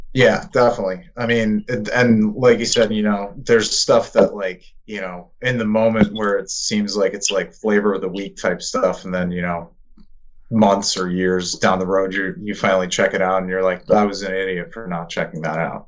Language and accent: English; Long Island, New York, United States; now in Queens, United States; we're from Long Island, but I live in like Queens